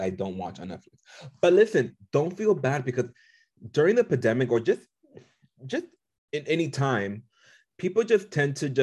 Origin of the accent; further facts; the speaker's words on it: United States; I am Dominican American